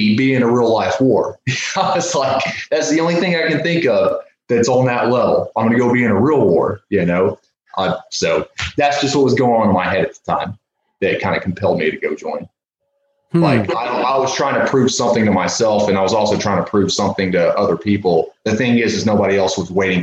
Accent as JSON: {"language": "English", "region": "Mississippi", "country": "United States", "tie": "born or raised there", "moved": "as an adult", "lives_now": "Portland, United States", "said": "when I was in Mississippi, and a lot of people knew who I was there, especially in my hometown"}